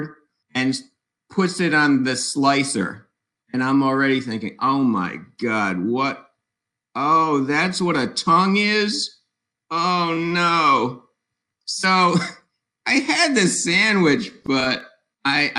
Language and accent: English; Providence, Rhode Island, United States; moved away as an adult; also born or lived in Baltimore, Maryland; So I'm originally from Providence, Rhode Island, and I moved to Baltimore in 1973